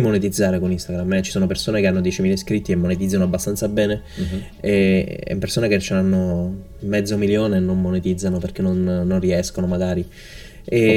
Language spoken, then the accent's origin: Italian; Naples, Campania, Italy; moved away as an adult; also born or lived in Seville; now in Malaga, Spain; io sono del sud, sono di Napoli